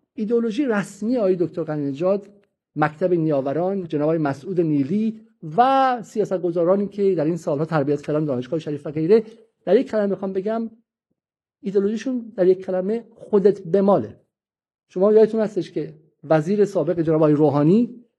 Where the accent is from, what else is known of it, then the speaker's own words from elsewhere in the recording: Iran; ما ایرانی هستیم